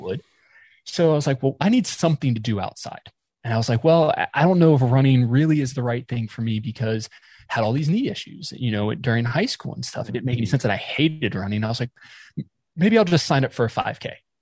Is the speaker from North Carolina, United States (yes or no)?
yes; just outside of Raleigh, North Carolina, United States; also born or lived in West Palm Beach, Florida / Boca Raton, Florida; now in Ohio, United States; I was born in Florida, uh, South Florida, West Palm Beach, and grew up mostly in North Carolina, uh, just outside of Raleigh